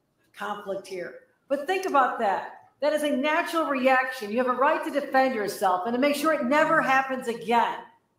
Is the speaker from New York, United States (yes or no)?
yes; Buffalo, New York, United States; I'm from Buffalo.